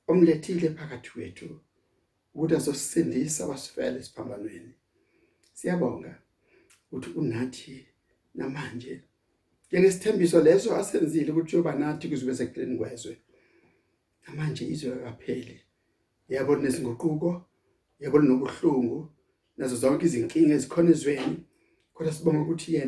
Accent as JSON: {"language": "Zulu", "country": "South Africa"}